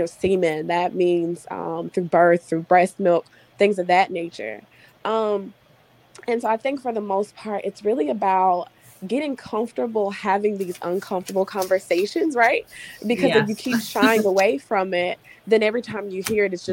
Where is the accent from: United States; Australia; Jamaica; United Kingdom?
United States; Mississippi; I'm from Mississippi and most of the people that I know and grew up